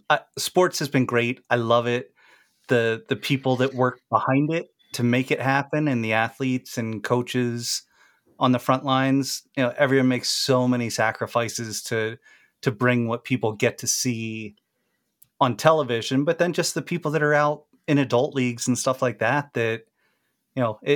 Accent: Maryland, United States; And I grew up in Maryland and my family had season tickets to the Baltimore Colts.

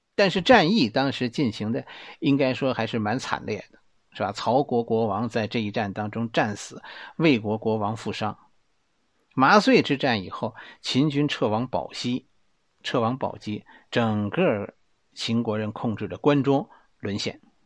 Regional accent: Beijing, China; accent: Beijing dialect; 用我们北京话来说呀

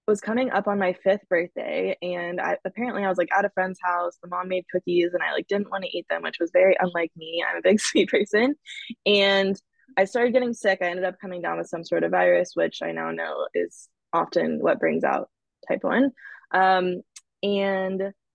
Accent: Dallas, Texas, United States; moved away as an adult; also born or lived in Austin, Texas / Arizona; now in Los Angeles, United States; I'm originally from Dallas, Texas. I was there most of my life

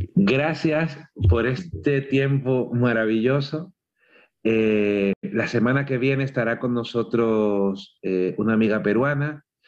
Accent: Cuba; moved away; cuando yo me fui de Cuba, el fin no fue cuando dejé mi casa

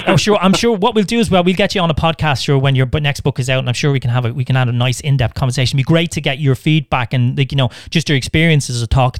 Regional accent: Ireland; as an Irish person

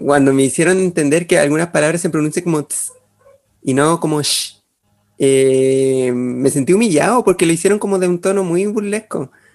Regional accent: Chile; como los chilenos en general

